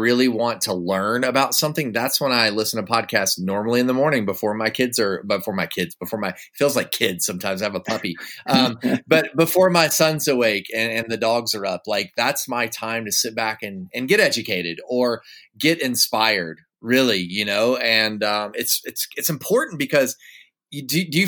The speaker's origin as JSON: {"language": "English", "town": "Woodstock", "region": "Alabama", "country": "United States", "tie": "born or raised there", "moved": "yes", "said": "I grew up in Woodstock, Alabama for a few years of my life."}